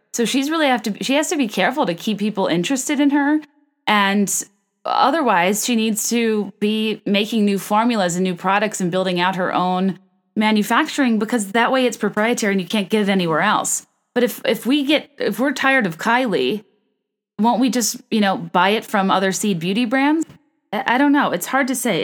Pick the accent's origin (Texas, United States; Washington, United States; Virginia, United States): Virginia, United States; moved away as an adult; also born or lived in California / New York / San Francisco; now in Chicago, United States; I was born in California, raised in Virginia, went to college in Virginia, then moved to New York, then moved to Chicago